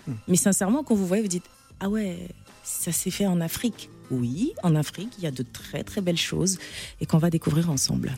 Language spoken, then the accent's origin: French; N'Djamena, Chad; moved away; je suis née, j'ai grandi au Tchad, je suis franco-tchadienne, mais j'ai fait plus de 35 ans de ma vie au Tchad